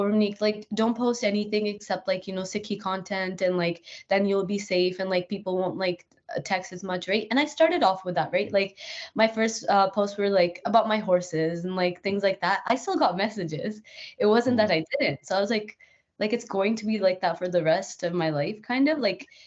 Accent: Northern Alberta, Canada; also born or lived in Edmonton, Canada; I grew up in Northern Alberta

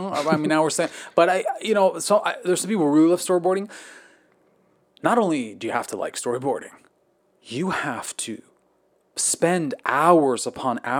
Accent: Quebec, Canada; we talked about being Canadian, okay, growing right, up in the same part of Canada in Quebec.

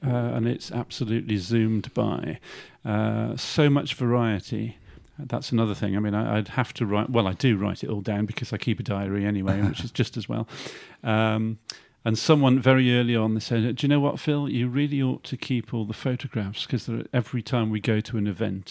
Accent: Shrewsbury, West Midlands, United Kingdom; also born or lived in Stafford / Israel; it's my hometown. I feel passionate about Shrewsbury

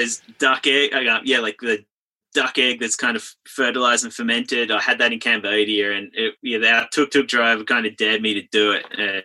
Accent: Sydney, New South Wales, Australia; I've been traveling around for about 12 years. I'm from Sydney, Australia, currently living in a van, traveling around Oz, up in Queensland right now in Northern Australia.

